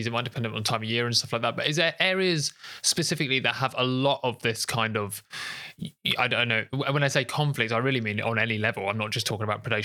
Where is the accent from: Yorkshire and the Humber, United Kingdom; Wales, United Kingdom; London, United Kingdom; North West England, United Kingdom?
London, United Kingdom; as a British Londoner